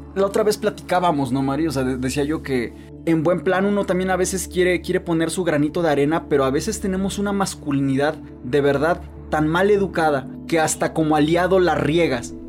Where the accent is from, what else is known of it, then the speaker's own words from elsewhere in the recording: Veracruz, Mexico; yo, por ejemplo, soy de Veracruz, que es un lugar muy alburero